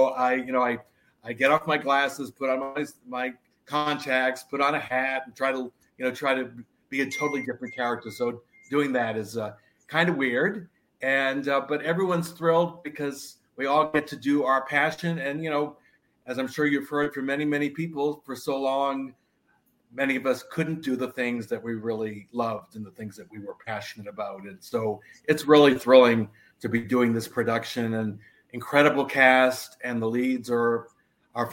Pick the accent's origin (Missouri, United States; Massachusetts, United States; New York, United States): Massachusetts, United States; Boston; now in San Francisco, United States; I grew up in the East Coast. I grew up in Boston